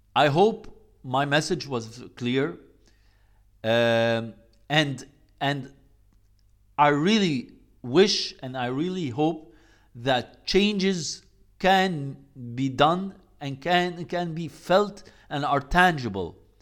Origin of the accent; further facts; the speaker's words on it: Egypt; I come from Egypt